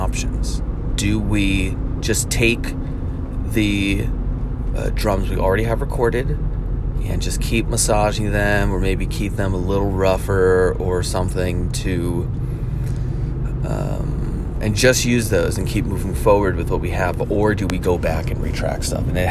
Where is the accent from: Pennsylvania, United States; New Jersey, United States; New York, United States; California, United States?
New Jersey, United States; growing up in New Jersey